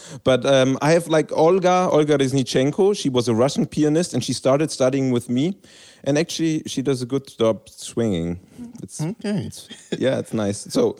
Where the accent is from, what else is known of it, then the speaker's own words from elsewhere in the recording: Berlin, Germany; I was raised in Berlin, capital of Germany.